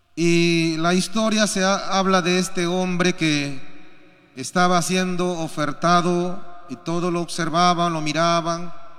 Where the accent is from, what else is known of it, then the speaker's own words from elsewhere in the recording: Peru; Y nosotros también como peruanos